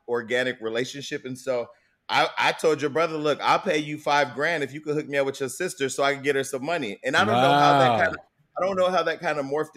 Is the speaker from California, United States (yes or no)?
yes; Stockton, California, United States; I'm from Stockton, California